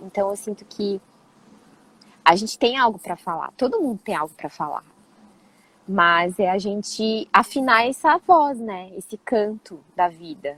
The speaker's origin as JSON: {"language": "Portuguese", "region": "São Paulo", "country": "Brazil", "tie": "born or raised there", "also_born_or_lived": "Rio de Janeiro / Petrópolis", "said": "eu nasci no Rio e eu morei em Petrópolis, e aí eu tava começando, era muito pequenininha. E aí, é, assim, instantaneamente a minha vida mudou, porque os meus pais se separaram e eu fui para São Paulo"}